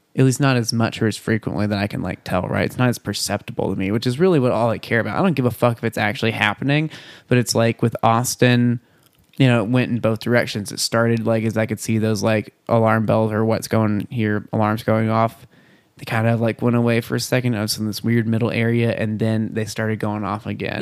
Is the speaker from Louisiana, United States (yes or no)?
no; Bonham, Texas, United States; in my hometown of Bonham, Texas, Mm-hmm. I grew up hearing people pray to Daddy God